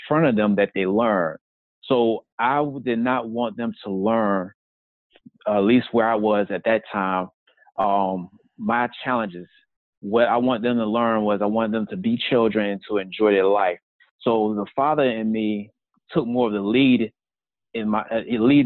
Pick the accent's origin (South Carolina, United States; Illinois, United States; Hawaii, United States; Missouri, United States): South Carolina, United States; moved away as an adult; also born or lived in Brooklyn, New York; the small town where I grew up in South Carolina.